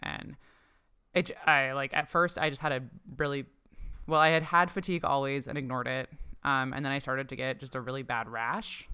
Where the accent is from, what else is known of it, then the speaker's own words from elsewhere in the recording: Ontario, Canada; I grew up in Canada, um, in Ontario